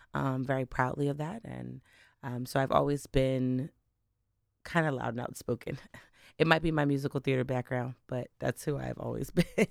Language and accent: English; Delaware, United States; also born or lived in Bermuda; I am not actually a Delaware native, um, but I grew up in Delaware. Um, I was originally born in Bermuda